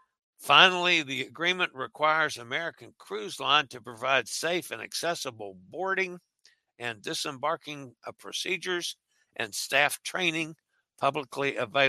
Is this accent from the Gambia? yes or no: yes; Gambia; I'm from Gambia.